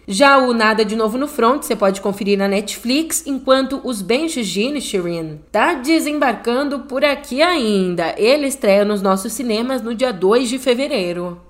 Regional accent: São Paulo, Brazil; minha terra da garoa está completando 469 anos

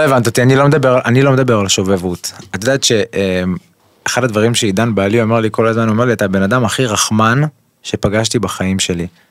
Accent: Kfar Saba, Central District, Israel; אני גדלתי בכפר סבא, ברחוב אה, יבנה, בשיכון המזרח

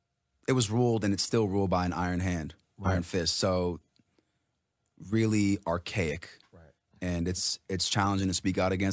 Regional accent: Los Angeles, California, United States; Yeah, I grew up in L.A.

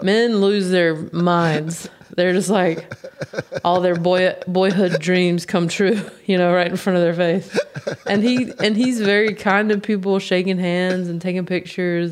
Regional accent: United States; I'm from the States

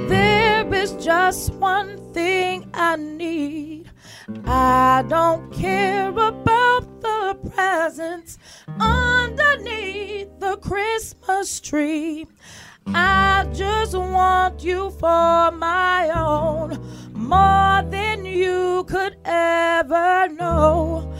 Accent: Windsor, Connecticut, United States; also born or lived in Bloomfield / Middletown; So I started in Bloomfield. Yeah. I journeyed to Windsor, and I ended up in Middletown. So all of those are my hometown.

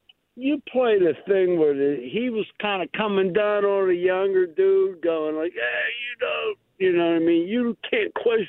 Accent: Green Tree, Pennsylvania, United States; now in Bellevue, United States; Oh, yeah. Bellevue, I grew up in Green Tree, though. We're real close to your studio.

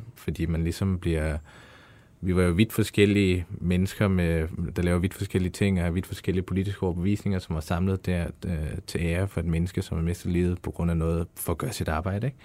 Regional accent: Afghanistan; now in Denmark; Jeg er fra Afghanistan.

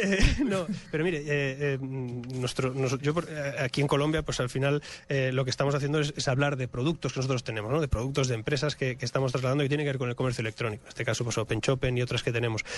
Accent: Spain; moved away as an adult; Yo vengo de España, yo vivo fuera de España hace muchos años

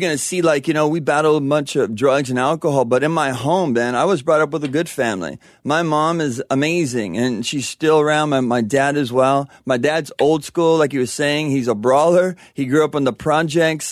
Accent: La Verne, California, United States; also born or lived in Panorama City, California; parents moved over to, um, Laverne in, when I was about a year. So I grew up there, yeah, my whole life

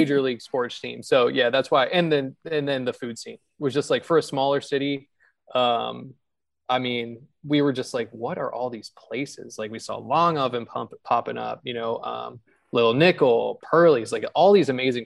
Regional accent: Hagerstown, Maryland, United States; also born or lived in Baltimore / Chicago; now in Richmond, United States; I'm from Hagerstown

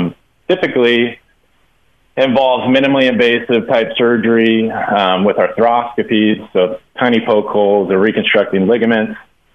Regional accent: Kansas, United States; born there; You know, so I was born in Kansas, and a lot of my family is from Kansas. We kind of grew up Jayhawks fans.

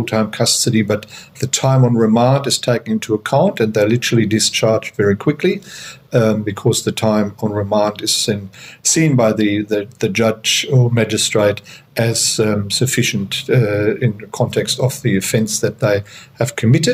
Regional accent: Germany; moved away as an adult; also born or lived in Queensland, Australia / New South Wales, Australia; now in Australia; I started my career in Germany, so I'm originally from Germany

